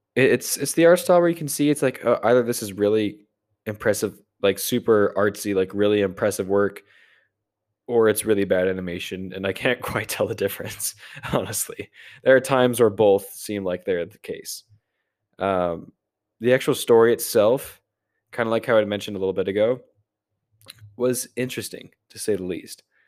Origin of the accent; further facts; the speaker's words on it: United States; I'm an American